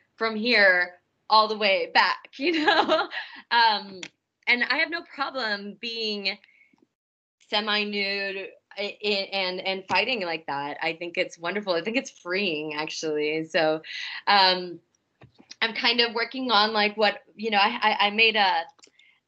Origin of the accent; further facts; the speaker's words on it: Omaha, Nebraska, United States; I'm from Omaha.